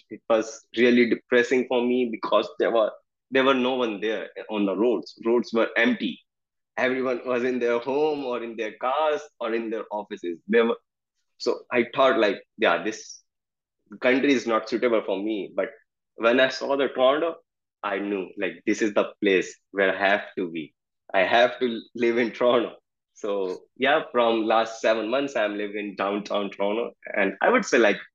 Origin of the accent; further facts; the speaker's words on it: Delhi, India; moved away as an adult; in India I belong to the Delhi which is the capital city of India